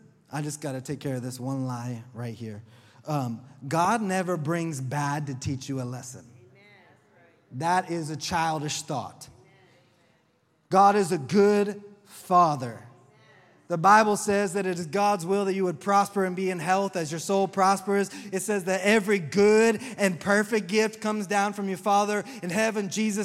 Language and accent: English; Oklahoma, United States; accent: southern; I'm from Oklahoma